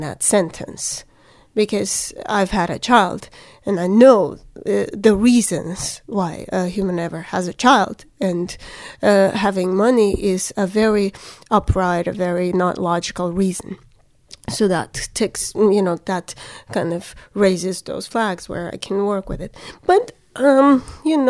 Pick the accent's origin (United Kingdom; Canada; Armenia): Armenia; Yerevan; also born or lived in Alabama, United States; I grew up in Yerevan, which is the capital of Armenia